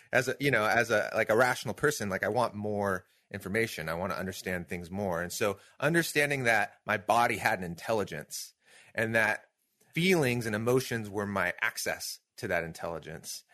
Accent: Pacific Northwest, United States; I grew up here in the Pacific Northwest.

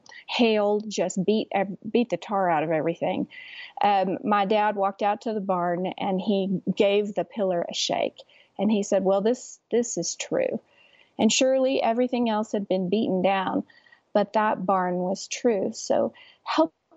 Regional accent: West Texas, United States; I'm from West Texas too

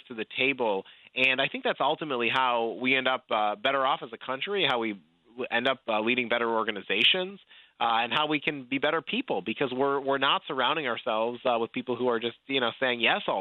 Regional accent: New York, United States; moved away as an adult; now in Virginia, United States; I grew up in New York, so I cast my first vote in New York when I was a teenager, and then, you know, I moved to Virginia

